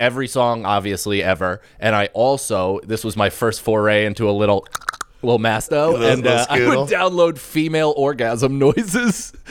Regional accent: Rockland County, New York, United States; also born or lived in West Point; I'm from New York. I was born on, it was called St. Luke's Roosevelt on the Upper West. Now it's Mount Sinai West. And then I grew up right outside of West Point for the first 9 years of my life. And then in Rockland County after that, like kind of near Nyack area

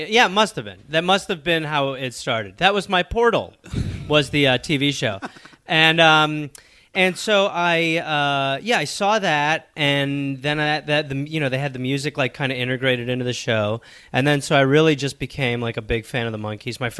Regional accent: Wisconsin, United States; I was born in Wisconsin.

